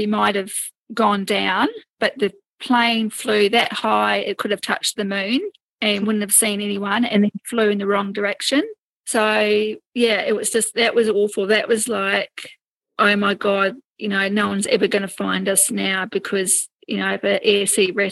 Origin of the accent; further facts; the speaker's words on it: New Zealand; moved away; also born or lived in Brisbane, Australia; I was actually brought up on boats, because I'm actually from New Zealand